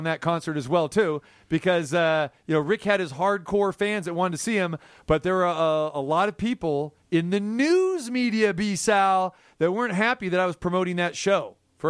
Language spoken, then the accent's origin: English; Folsom, California, United States; Folsom Prison, by the way, my hometown.